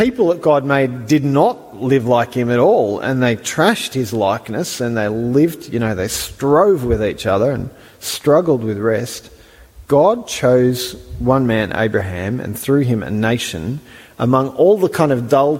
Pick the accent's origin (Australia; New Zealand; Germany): Australia; I'm an Australian